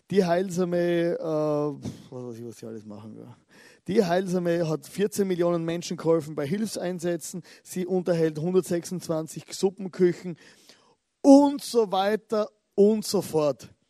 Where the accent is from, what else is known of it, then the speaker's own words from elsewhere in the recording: Styria, Austria; born there; ich bin geboren in der Südsteiermark in Österreich, also die Südsteier, dort wo ich geboren bin. Oder das ist ein kleines Dorf, 500 Einwohner.